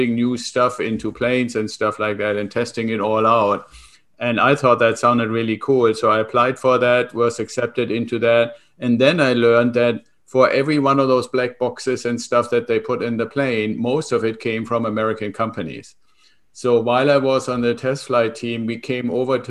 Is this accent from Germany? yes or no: yes; Germany; moved away as an adult; now in United States; I'm originally from Germany and came to the US 25 years ago with the Air Force